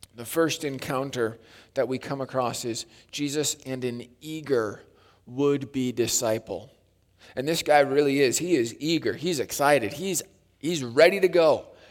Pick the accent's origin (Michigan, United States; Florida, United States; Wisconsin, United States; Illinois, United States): Wisconsin, United States; growing up in Wisconsin, it was Lake Lundgren Bible Camp